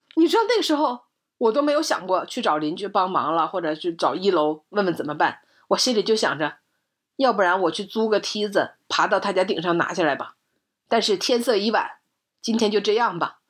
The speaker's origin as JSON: {"language": "Chinese", "region": "Northeast China", "country": "China", "tie": "born or raised there", "moved": "yes", "said": "在我小的时候，在我的老家，在东北的十八，十八线的这个小城市里"}